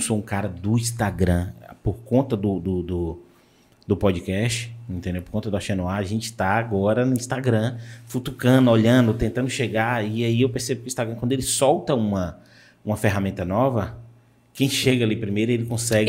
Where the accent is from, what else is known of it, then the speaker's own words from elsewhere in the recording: Vitória da Conquista, Bahia, Brazil; minha mãe é de Vitória da Conquista, eu sou de Vitória da Conquista